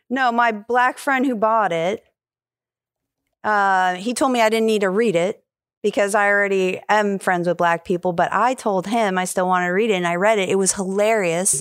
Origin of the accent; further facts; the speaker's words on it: New York, United States; also born or lived in California; now in Jacksonville, United States; I'm from New York.